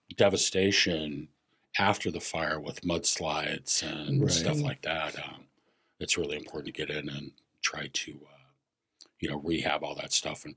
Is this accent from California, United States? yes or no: yes; Napa Valley, California, United States; also born or lived in Sacramento, California / White Mountains, Arizona; now in Scottsdale, United States; No, I grew up in Napa Valley, up in the wine country, and then ended up in Sacramento, and then in the mid-90s, went up to the White Mountains, walked up there for a while, and then ended up down here.